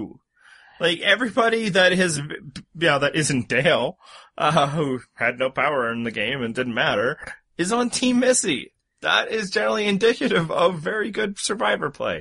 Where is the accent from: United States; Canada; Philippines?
Canada; I'm Canadian